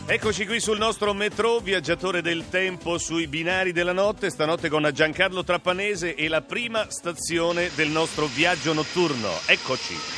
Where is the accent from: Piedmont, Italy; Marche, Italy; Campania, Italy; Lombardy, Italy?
Marche, Italy; Fabriano; io da marchigiano, da fabrianese